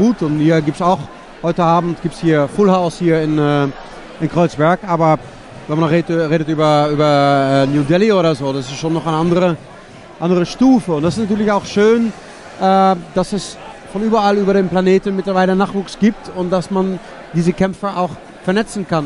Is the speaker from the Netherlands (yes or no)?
yes; Netherlands; moved away; ich komme aus Holland